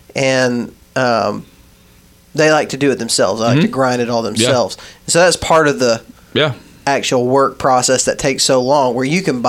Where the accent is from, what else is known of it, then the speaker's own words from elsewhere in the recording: Texas, United States; So when I was growing up in West Texas, a lot of times, like the little Mexican ladies that we went to church with or whatever, they would make us jerky